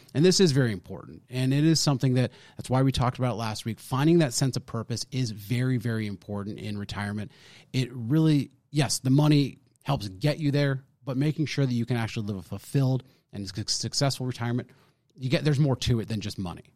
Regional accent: California, United States; also born or lived in Arizona; now in Texas, United States; I'm born and raised in California, and then I, so, and then I moved to Arizona

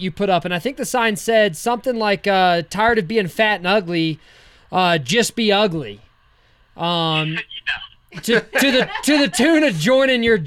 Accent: the South, United States; I'm from the South myself

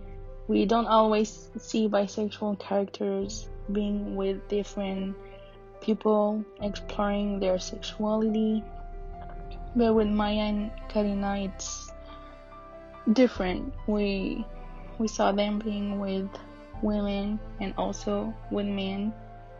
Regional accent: Paris, Île-de-France, France; I'm from Paris and I'm 23 years old

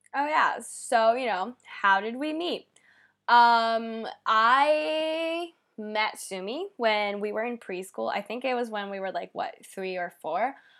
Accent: Japan; moved away as an adult; also born or lived in United States; now in California, United States; I grew up here in Japan

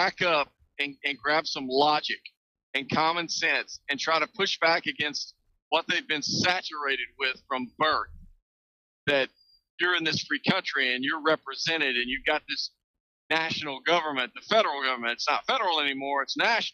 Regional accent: Texas, United States; I'm a Texan.

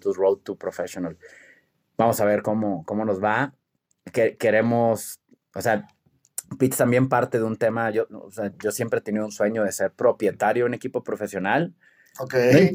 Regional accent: Culiacán, Sinaloa, Mexico; soy de Culiacán y somos muy aventados

